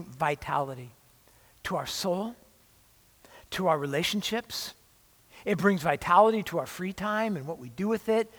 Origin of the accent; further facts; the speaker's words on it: Orange County, California, United States; I grew up in Orange County near